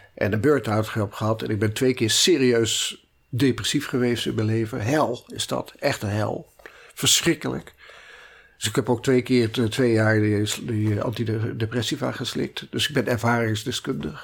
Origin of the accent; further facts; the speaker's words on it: Utrecht, Netherlands; also born or lived in Maarssen / Amsterdam; ik ben geboren in Utrecht, eh, opgegroeid in Utrecht en uh, Maarsen.